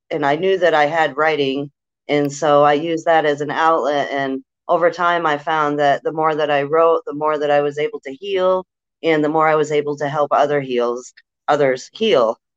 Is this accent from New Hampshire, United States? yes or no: yes; New Hampshire, United States; I'm from New Hampshire.